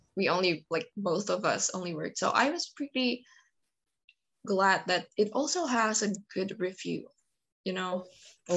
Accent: Indonesia; first language Indonesian; English is a second language; in Bahasa Indonesia actually in my native language

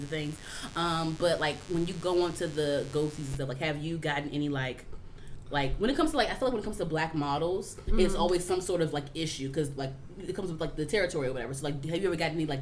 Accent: Forestville, Maryland, United States; I'm from Forestville, like, / the Largo area here

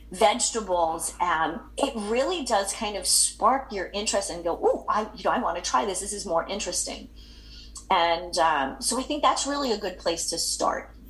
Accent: England, United Kingdom; I'm English.

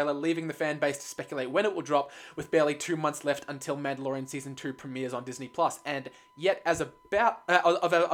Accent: Australia; we're Australians

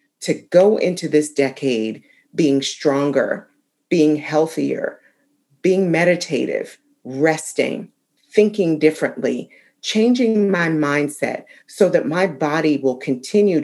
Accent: Ayer, Massachusetts, United States; moved away; also born or lived in Concord, Massachusetts; I wanted to spend some time in my hometown of Ayr, Massachusetts, and just be near my childhood home

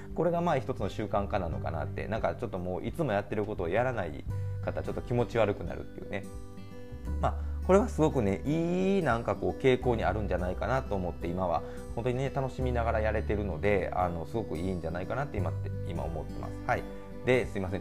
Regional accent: Kansai, Japan; 僕は関西なんですけどね

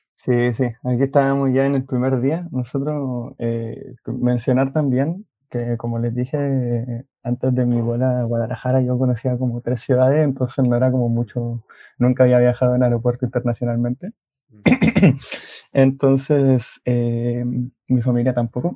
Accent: Chile; tenemos muchos chilenos

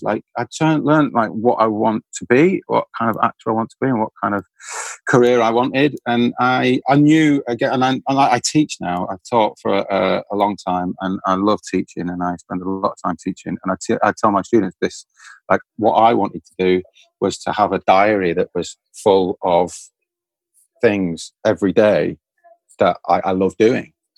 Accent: Manchester, North West England, United Kingdom; I'm from Manchester, and I'd go past the Royal Exchange on a bus

